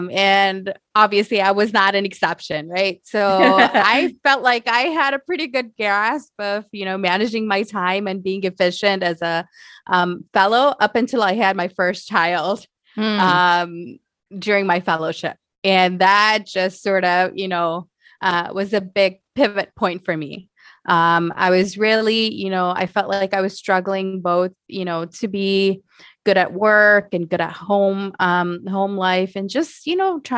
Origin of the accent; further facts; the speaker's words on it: Michigan, United States; So I grew up in Southeast Michigan.